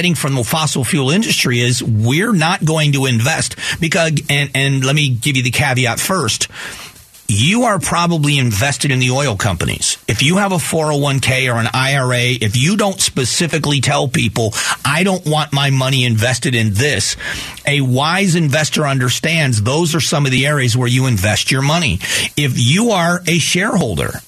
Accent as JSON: {"language": "English", "region": "Southwest Florida", "country": "United States", "tie": "born or raised there", "moved": "yes", "lives_now": "Phoenix, United States", "said": "I grew up in Southwest Florida"}